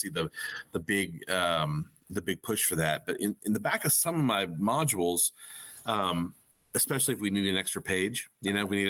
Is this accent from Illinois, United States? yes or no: no; Arkansas, United States; growing up in Arkansas